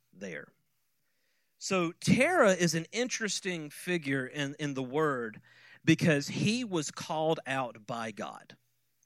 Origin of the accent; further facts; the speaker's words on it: Quitman, Georgia, United States; I grew up in Quitman, but most people don't know where that's at. And so I usually say Valdosta